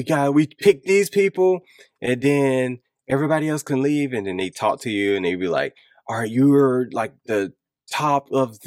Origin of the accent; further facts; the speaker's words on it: Atlanta, Georgia, United States; moved away as an adult; now in Los Angeles, United States; I'm born and raised in Atlanta, Georgia